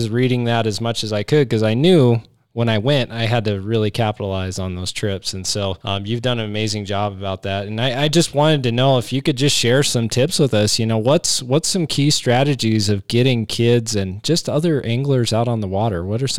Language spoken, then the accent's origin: English; Cheyenne, Wyoming, United States; growing up in Cheyenne, Wyoming, it was like a dead zone of fishing.